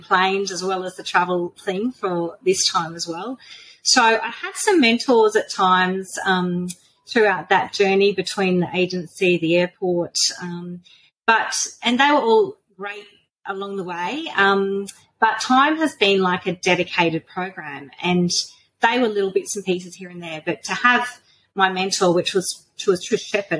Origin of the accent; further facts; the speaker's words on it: central Queensland, Australia; I'm from Bulawila, which is like a little tiny country town in central Queensland. So we're about 700 kilometres northwest of Brisbane. Bulawila is very tiny. We have 5,000 people, so it's a very small little town. But I've born and schooled here.